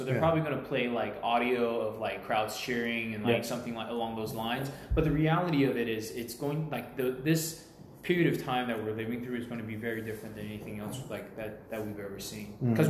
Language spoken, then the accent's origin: English; United States; And look, I am American. Like, there's no doubt about it. I was born here. This is like my culture.